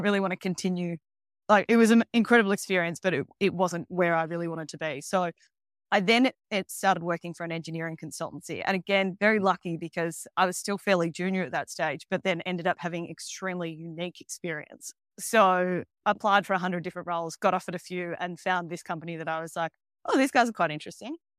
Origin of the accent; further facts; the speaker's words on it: Melbourne, Victoria, Australia; moved away as an adult; also born or lived in Queensland / South Australia / Scotland; now in Mexico; I grew up in Melbourne, which is the very south of Australia